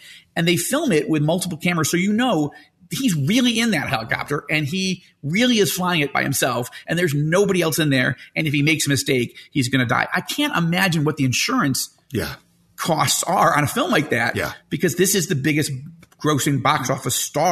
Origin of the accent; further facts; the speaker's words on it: Syracuse, New York, United States; also born or lived in Israel; now in Denver, United States; I was born in Syracuse, New York.